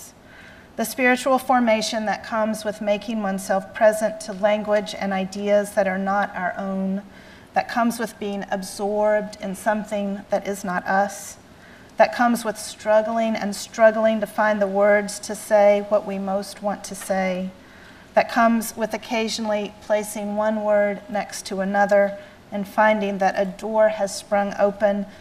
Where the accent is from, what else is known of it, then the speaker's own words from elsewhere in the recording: the South, Southern United States, United States; accent: Southern; my Southern accent